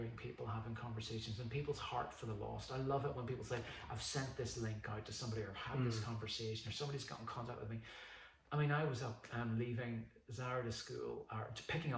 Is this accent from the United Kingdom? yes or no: yes; Northern Ireland, United Kingdom; moved away as an adult; also born or lived in Mexico; now in Wallyford, United Kingdom; as a Northern Irish person